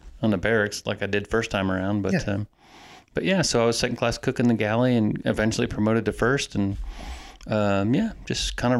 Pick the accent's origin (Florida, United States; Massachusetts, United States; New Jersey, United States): Florida, United States; I grew up in Florida